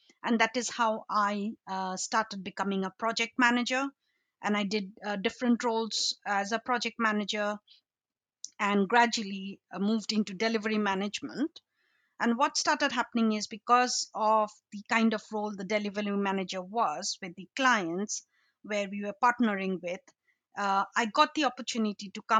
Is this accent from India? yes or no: yes; Assam, India; moved away as an adult; also born or lived in Shillong, Meghalaya, India / London, United Kingdom; now in United Kingdom; I was brought up in a state called Assam